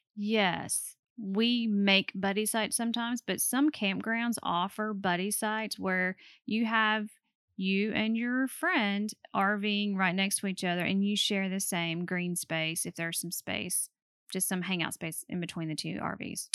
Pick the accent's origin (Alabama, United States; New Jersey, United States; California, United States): Alabama, United States; we are from Alabama